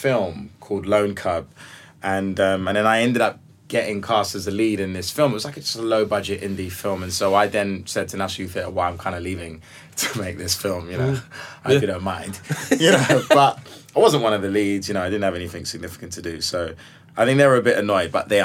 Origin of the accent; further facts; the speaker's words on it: London, United Kingdom; as a young black man growing up in South London